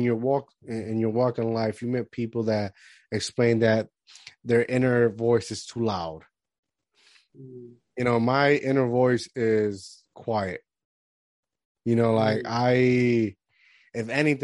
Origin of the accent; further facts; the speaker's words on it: Puerto Rico; moved away; I grew up in Puerto Rico all my life, so like, I'm a Caribbean dude.